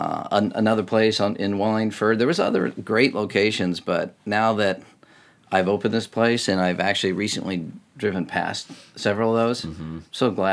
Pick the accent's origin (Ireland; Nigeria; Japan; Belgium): Japan; now in Seattle, United States; I'm like, I actually moved here from Japan, you know, and I have this weird kind of backstory, I suppose, but I guess I'm a Seattleite now